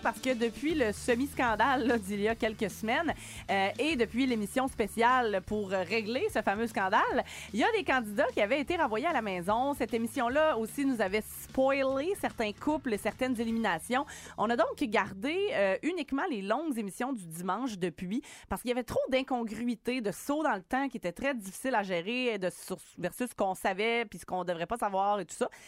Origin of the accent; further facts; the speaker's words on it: Quebec, Canada; chez nous au Québec